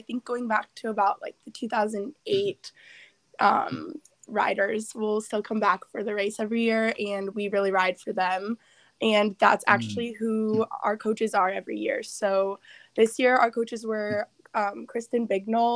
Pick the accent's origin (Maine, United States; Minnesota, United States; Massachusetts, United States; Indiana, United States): Indiana, United States; Indianapolis; I'm from Indianapolis